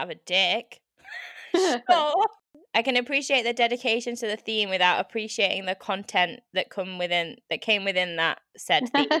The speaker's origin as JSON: {"language": "English", "country": "United Kingdom", "said": "I'm too British to do this."}